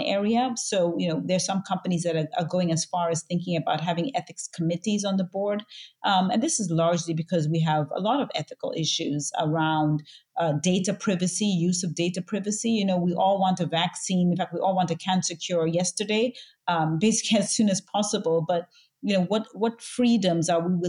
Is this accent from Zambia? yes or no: yes; Zambia; I was born and raised in Zambia, Southern Africa